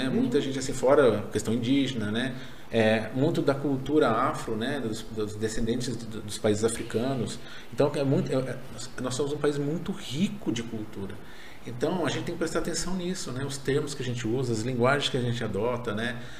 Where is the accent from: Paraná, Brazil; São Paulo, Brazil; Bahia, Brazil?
Paraná, Brazil; eu, eu sou paranaense, o tomate vende lá.